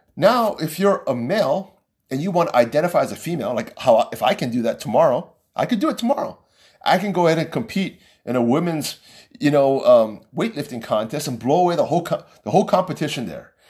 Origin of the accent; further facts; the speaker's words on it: United States; as an American.